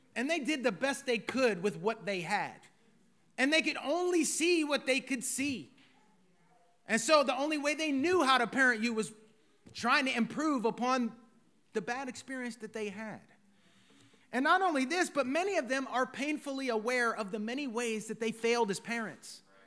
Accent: United States; as American citizens

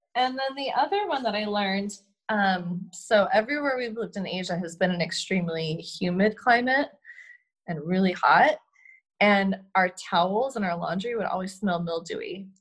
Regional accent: United States; moved away as an adult; now in Switzerland; We're very American

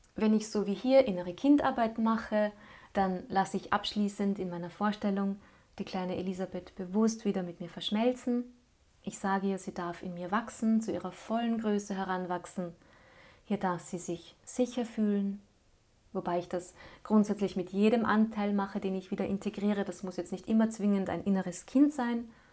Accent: Linz, Upper Austria, Austria; Linz blieb ja trotz allem meine Heimatstadt

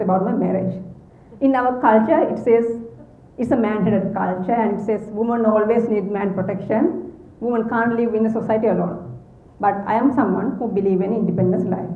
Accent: Sri Lanka; moved away as an adult; now in Canada; I'm from Sri Lanka, and culture there is entirely different from Canada

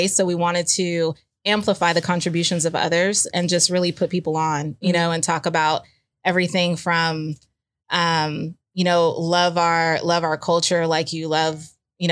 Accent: Houston, Texas, United States; I'm a girl from Third Ward, Houston, Texas

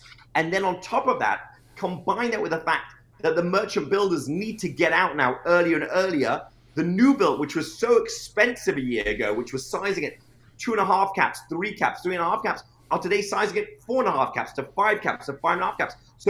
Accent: Norfolk, Virginia, United States; I'm from Norfolk, Virginia, and I was flying from New York.

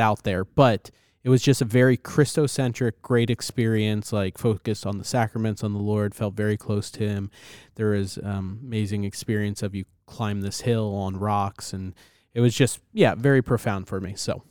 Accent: United States; as an American

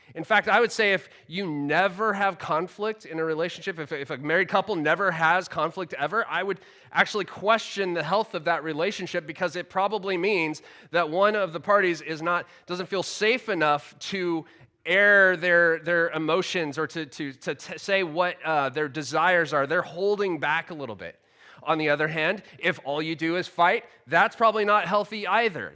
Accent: United States; now in United Kingdom; the culture I grew up in in America

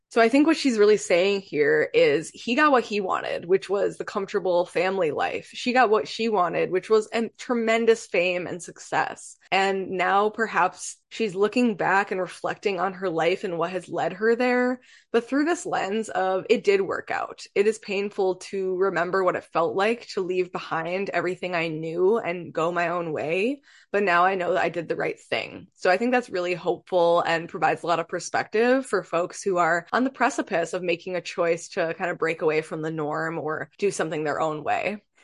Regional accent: Michigan, United States; moved away as an adult; now in Pacific Northwest, United States; I'm from Michigan.

